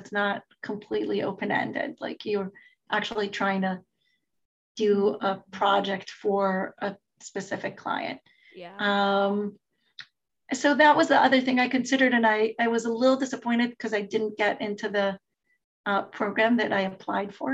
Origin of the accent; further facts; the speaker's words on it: Jerusalem, Jerusalem District, Israel; I'm from Israel. I grew up in Israel, in Jerusalem